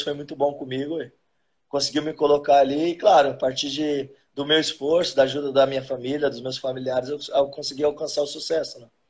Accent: Osasco, São Paulo, Brazil; moved away as an adult; now in Rio Grande do Sul, Brazil; nasci Osasco, vivi a minha infância toda praticamente em Osasco ali.

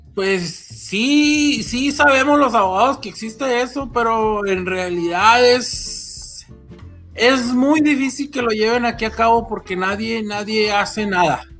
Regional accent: Mexico; Somos mexicanos

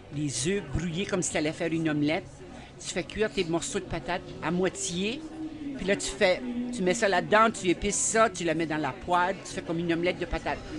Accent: Saint-Basile, New Brunswick, Canada; now in Bouctouche, Canada; J'ai grandi à Saint-Basile, moi, au Nouveau-Brunswick

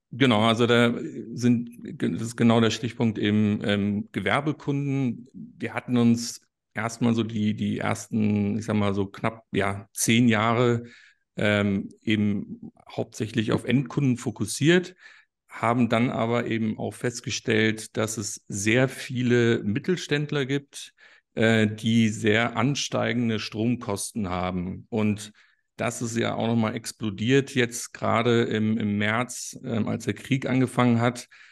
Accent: Munich, Bavaria, Germany; Ich komme ursprünglich aus München

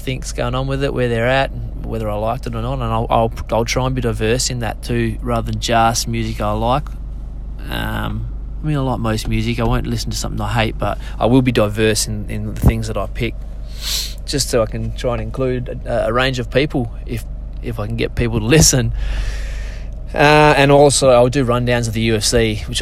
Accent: Karratha, Western Australia, Australia; also born or lived in Port Hedland, Australia; now in Perth, Australia; I grew up in Karratha, which is, I think, the closest town

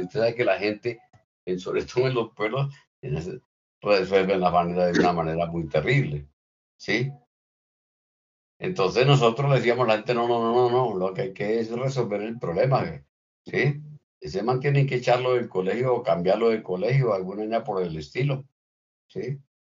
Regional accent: Bucaramanga, Santander, Colombia; also born or lived in Guaca, García Rovira, Santander; yo soy un niño de del campo, nací en García Rovira, concretamente en Huaca, y de más o menos entre 6 y 7 años eh, llegué a Bucaramanga, al barrio San Alonso

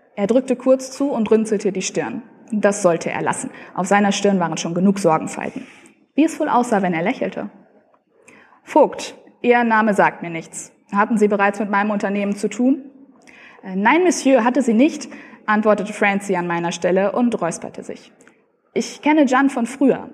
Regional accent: near Münster, North Rhine-Westphalia, Germany; ich komme aus der Nähe von Münster

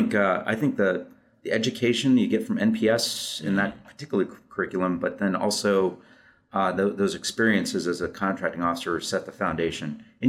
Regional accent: Arizona, United States; also born or lived in Western United States; Well, I'm from the West. I'm from Arizona is what I say, typically.

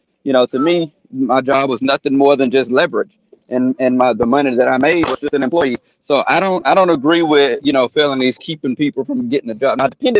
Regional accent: United States; I live in South Park now. I was born and raised in the Pearl Orchard, right here

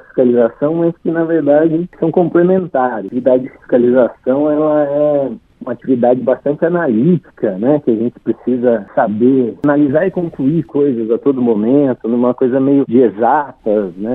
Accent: Poços de Caldas, Minas Gerais, Brazil; da cidade de Pós de Caldas, Minas Gerais, que é a minha cidade natal.

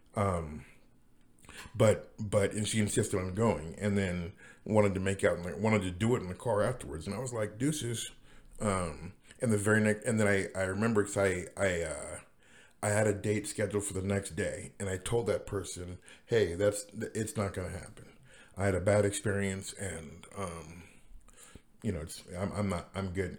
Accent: Seattle, Washington, United States; also born or lived in Los Angeles; I'm from Seattle

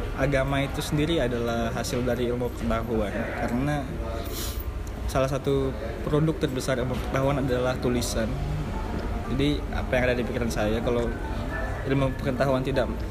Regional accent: Pekanbaru, Riau, Indonesia; moved away as an adult; now in Yogyakarta, Indonesia; kami berdua dari Pekanbaru Riau

